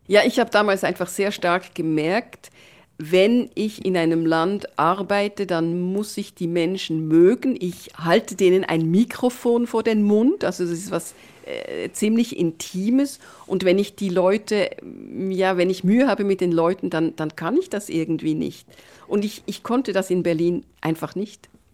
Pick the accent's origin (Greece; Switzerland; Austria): Switzerland; Bern; moved away as an adult; now in Netherlands; ich bin Schweizerin, ich bin mittlerweile auch Niederländerin